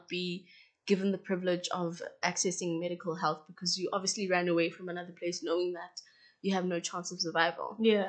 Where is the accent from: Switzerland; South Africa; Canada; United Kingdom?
South Africa; As a South African national, you need a visa to go to Ghana